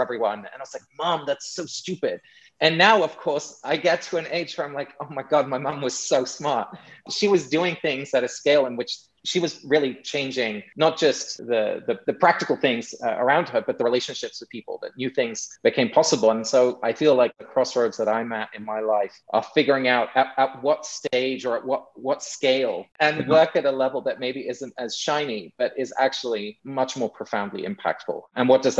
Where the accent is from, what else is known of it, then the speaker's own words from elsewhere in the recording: England, United Kingdom; accent: English; moved away; I'm English originally, if you hadn't heard in my accent. And I'm back in England for about a month, spending some time with my parents